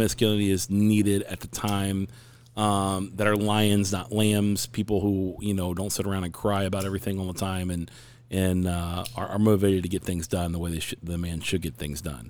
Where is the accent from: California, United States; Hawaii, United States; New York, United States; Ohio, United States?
Ohio, United States; Cincinnati; now in Phoenix, United States; I'm a Cincinnati boy, so born and raised in Ohio